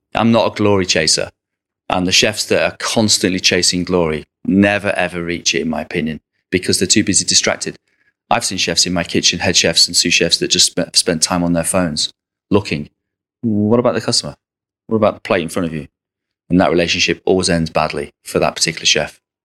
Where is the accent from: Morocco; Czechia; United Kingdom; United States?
United Kingdom; Southport, North West England; I'm from Southport.